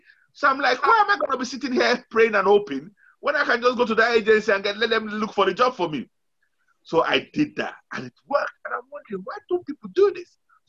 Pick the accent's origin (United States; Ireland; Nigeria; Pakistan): Nigeria; moved away as an adult; Okay, now, very quickly, I came from Nigeria